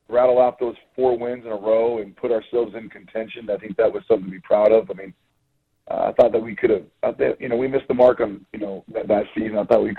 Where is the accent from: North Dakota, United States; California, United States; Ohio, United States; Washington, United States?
Washington, United States; Kent; moved away; my hometown of Kent, Washington